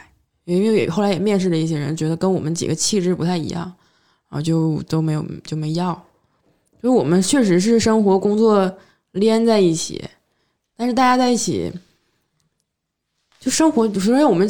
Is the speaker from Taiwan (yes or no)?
no; Northeast China, China; accent: Northeastern Mandarin; 就我们东北话就没有什么说道